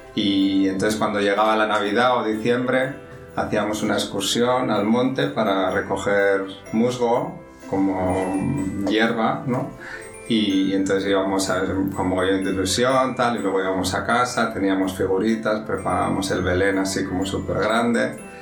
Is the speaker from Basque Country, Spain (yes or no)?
yes; San Sebastián, Basque Country, Spain; moved away as an adult; also born or lived in London; now in Madrid, Spain; soy español, nací en San Sebastián, que está en el norte de España pero ya llevo muchos años fuera de San Sebastián